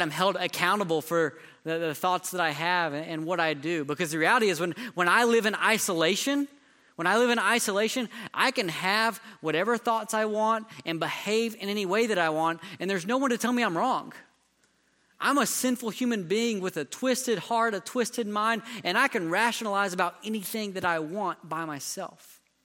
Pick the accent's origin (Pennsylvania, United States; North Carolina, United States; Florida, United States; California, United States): North Carolina, United States; now in Texas, United States; I grew up in North Carolina